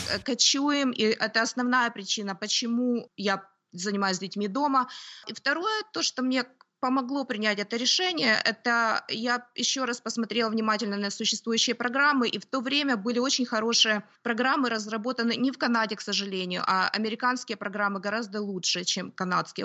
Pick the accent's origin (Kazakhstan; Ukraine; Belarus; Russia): Ukraine; Kyiv; moved away as an adult; also born or lived in Toronto, Canada / Oakville, Canada; now in Canada; Я родилась на Украине, в городе Киеве